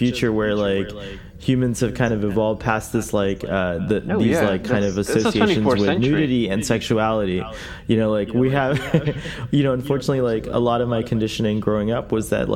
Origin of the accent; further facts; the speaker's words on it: United States; here in America